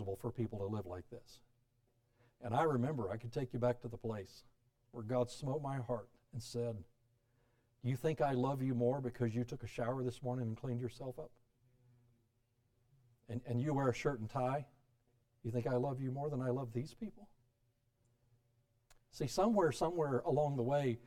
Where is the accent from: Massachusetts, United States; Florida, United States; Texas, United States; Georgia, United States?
Florida, United States; South; also born or lived in Alabama; the rest of my growing up years were in South Florida